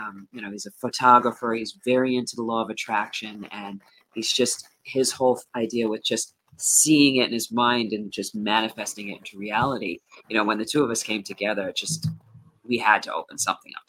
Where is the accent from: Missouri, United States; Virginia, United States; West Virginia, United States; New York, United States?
New York, United States; Hudson Valley; I am from Hudson Valley, New York. And right now I live in Sugarloaf